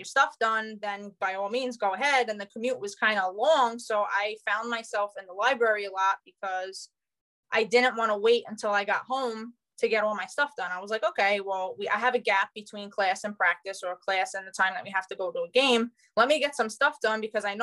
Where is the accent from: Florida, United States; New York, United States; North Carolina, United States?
New York, United States; New York City; I technically Staten Island is one of the 5 boroughs